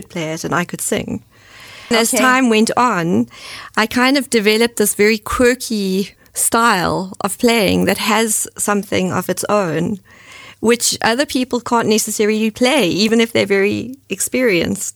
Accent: Johannesburg, Gauteng, South Africa; moved away as an adult; also born or lived in Cape Town, South Africa; now in Germany; When I was growing up in Johannesburg

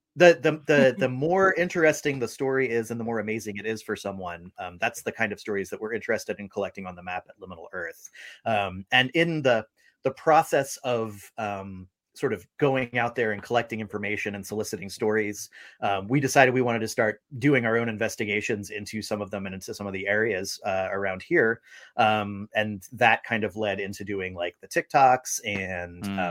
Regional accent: St. Augustine, Florida, United States; now in Seattle, United States; I'm living in Seattle, Washington, and I'm originally from St. Augustine, Florida

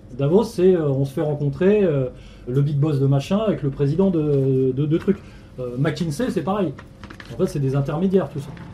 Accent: France; en tant que Français

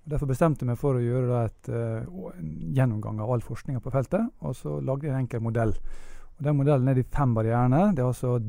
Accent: Ålesund, Møre og Romsdal, Norway; vi mennesker vi har en stedsidentitet. Jeg er ålesunder, f.eks.

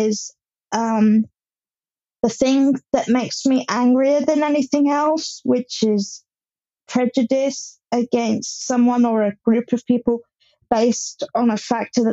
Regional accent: Hampshire, South East England, United Kingdom; I'm from Hampshire in England

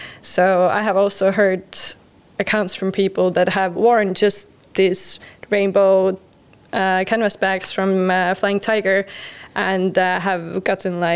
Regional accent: Tartu, Tartu County, Estonia; moved away as an adult; now in Tallinn, Estonia; So I first moved to Tallinn 5 years ago. I'm actually from Tartu.

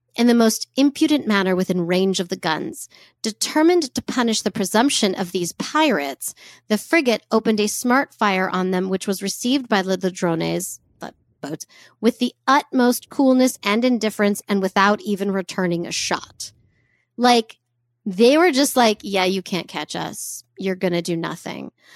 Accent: United States; we're American

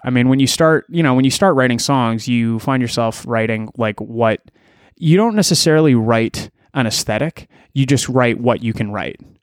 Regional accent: Elora, Ontario, Canada; now in Toronto, Canada; I grew up in Alora, Ontario

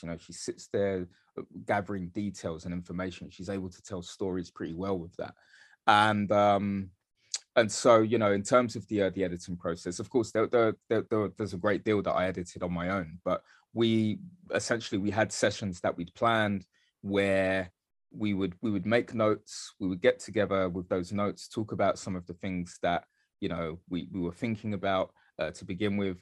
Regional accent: London, United Kingdom; also born or lived in Dagenham; I grew up in East London, I grew up in Bethnal Green, uh, mostly

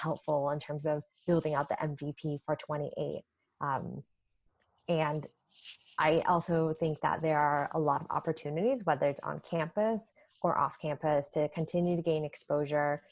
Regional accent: Canada; moved away as an adult; also born or lived in New York; now in United States; it was also my first time living in the US. I'm originally from Canada.

